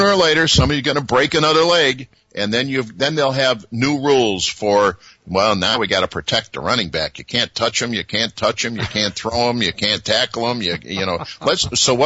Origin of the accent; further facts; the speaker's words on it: Chicago, Illinois, United States; I grew up in Chicago